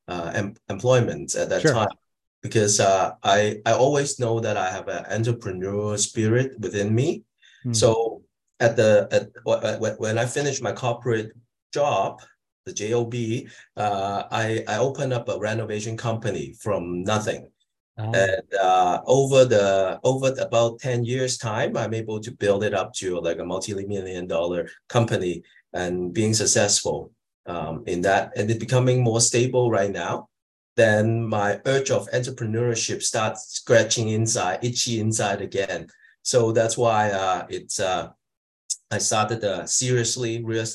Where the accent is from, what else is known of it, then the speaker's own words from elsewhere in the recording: Hong Kong; also born or lived in Greater Toronto Area, Canada; now in Toronto, Canada; I'm an immigrant from Hong Kong, like about 30 years ago into Canada